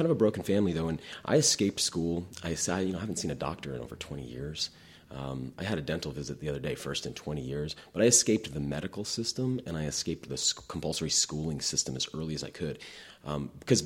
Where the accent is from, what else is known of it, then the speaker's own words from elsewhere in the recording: New England, United States; I grew up in New England, very progressive area.